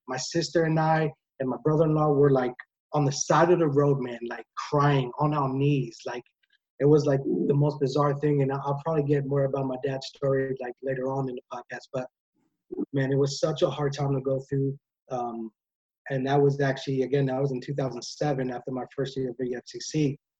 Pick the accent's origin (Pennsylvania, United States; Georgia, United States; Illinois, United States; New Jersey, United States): Pennsylvania, United States; PA; also born or lived in Drexel Hill, Pennsylvania; my hometown in PA